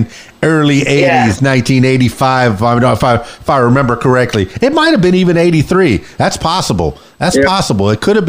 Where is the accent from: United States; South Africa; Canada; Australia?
United States; Florida; now in Arkansas, United States; I'm out here in Arkansas. I moved from South Florida to Arkansas.